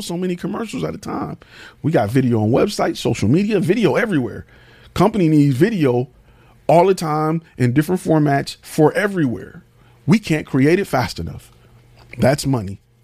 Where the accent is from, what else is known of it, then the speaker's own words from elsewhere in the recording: Detroit, Michigan, United States; I'm from Detroit. I've been in the military.